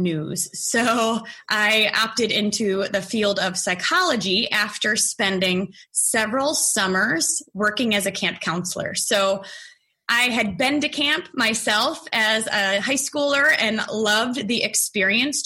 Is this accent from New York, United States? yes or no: no; Detroit, Michigan, United States; I was born and raised near Detroit, Michigan.